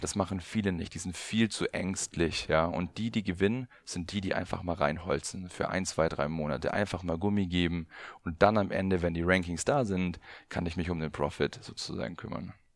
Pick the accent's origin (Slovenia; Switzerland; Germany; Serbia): Germany; Allgäu, Bavaria; ich komme aus dem Allgäu